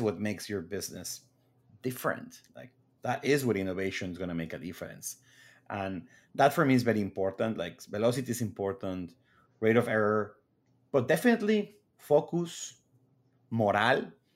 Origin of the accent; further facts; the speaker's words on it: Mexico; moved away as an adult; now in United States; I grew up in Mexico, then moved to the U S right after school